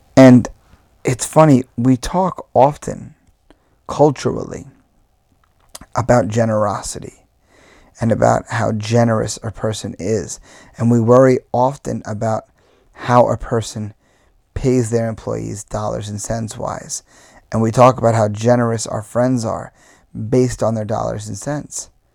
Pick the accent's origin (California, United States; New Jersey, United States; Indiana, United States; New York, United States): New York, United States; Long Island; as a New Yorker, where, you know, living on Long Island, I could go to the beach whenever I wanted my whole life